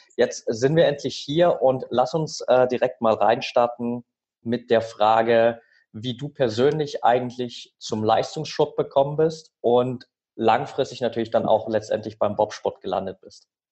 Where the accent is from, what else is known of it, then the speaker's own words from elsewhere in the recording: near Altenberg, Saxony, Germany; Ich bin nämlich tatsächlich in der Nähe von Altenberg aufgewachsen.